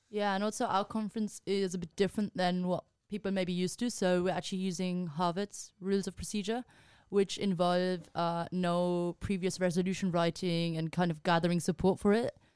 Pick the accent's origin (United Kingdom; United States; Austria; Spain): Spain; moved away; I'm from Spain